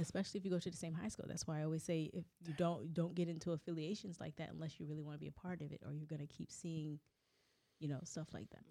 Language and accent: English; Southern California, United States; we grew up in Southern California